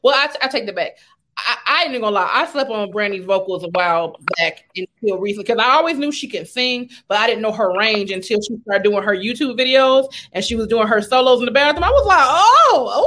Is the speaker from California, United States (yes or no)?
yes; Carson, California, United States; I'm from Carson, so I got the LA vibe.